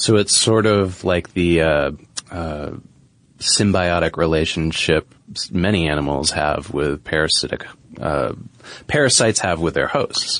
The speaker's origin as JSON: {"language": "English", "region": "New England", "country": "United States", "tie": "born or raised there", "moved": "yes", "said": "where I grew up in New England"}